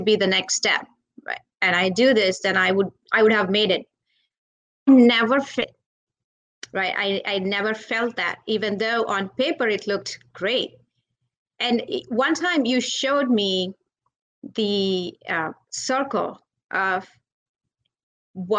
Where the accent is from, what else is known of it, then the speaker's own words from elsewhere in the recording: India; I'm from India